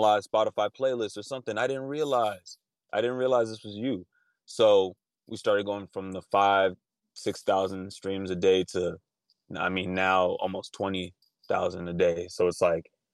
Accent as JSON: {"language": "English", "town": "Los Angeles", "region": "California", "country": "United States", "tie": "born or raised there", "said": "I was growing up in Northridge"}